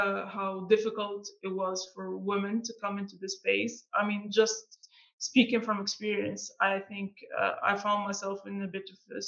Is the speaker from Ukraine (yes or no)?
no; Algeria; being from Algeria, it's not the most well-known country. Sometimes you talk to people and you say, I'm from Algeria